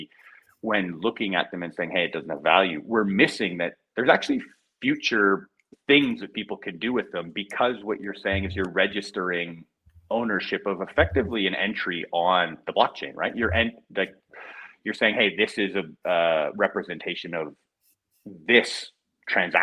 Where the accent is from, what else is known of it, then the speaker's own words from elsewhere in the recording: Canada; moved away as an adult; I'm Canadian